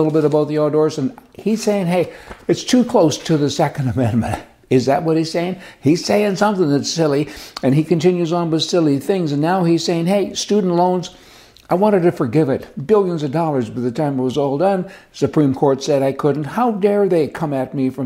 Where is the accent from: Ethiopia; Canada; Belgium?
Canada; We're all Canadian.